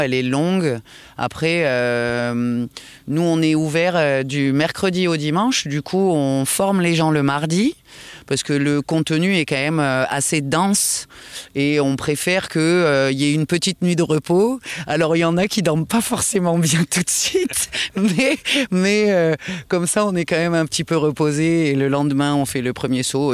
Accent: France; on est des Gaulois

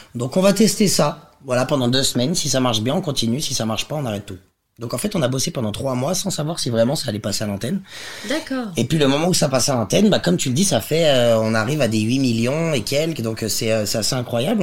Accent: Lyon, Auvergne-Rhône-Alpes, France; je viens de Lyon

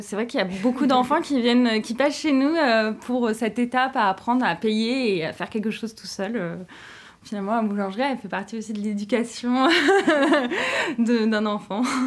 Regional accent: Brittany, France; je suis bretonne

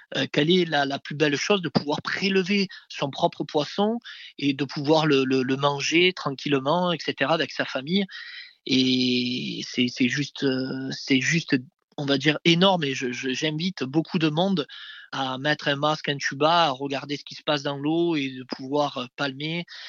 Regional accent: Marseille, Provence-Alpes-Côte d'Azur, France; j'habitais en face de la mer, je suis né à la Castellane, euh, le fameux quartier de, de, Zinedine Zidane

